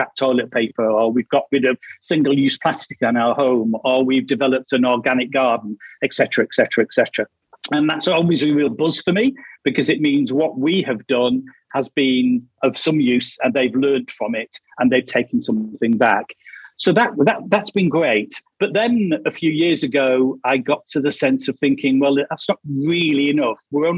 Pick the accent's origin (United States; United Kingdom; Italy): Italy; Casal dei Fichi, Marche; I'm from Casal dei Fichi in Le Marche, Italy.